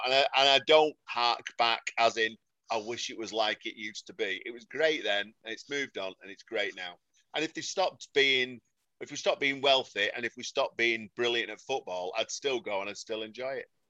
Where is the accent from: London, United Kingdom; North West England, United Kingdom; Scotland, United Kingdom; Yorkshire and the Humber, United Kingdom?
North West England, United Kingdom; Salford; I'm from Salford